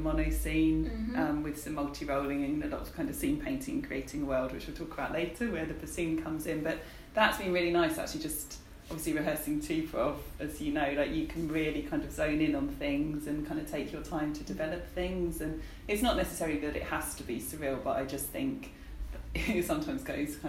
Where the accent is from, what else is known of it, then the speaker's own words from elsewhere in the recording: Kent, South East England, United Kingdom; we're from Kent, which is relatively limited in an improv scene